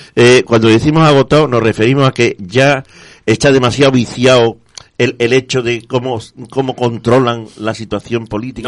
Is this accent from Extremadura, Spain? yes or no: no; Andalusia, Spain; somos andaluces y así lo queremos notar